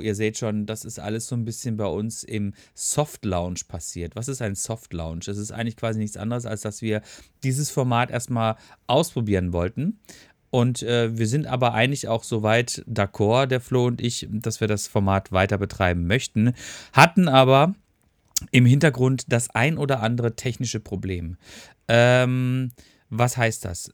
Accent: Freiburg, Baden-Württemberg, Germany; moved away; ich bin auch gebürtiger Freiburger

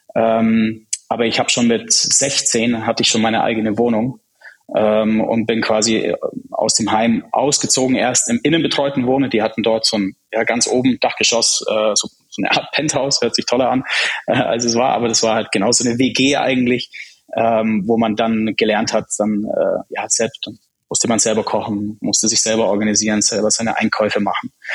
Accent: Germany; German is a second language; also born or lived in Prague, Czech Republic; Erste Klasse war noch in Prag. Bin dann direkt nach Deutschland in die zweite Klasse gekommen. Ich konnte ja kein Deutsch.

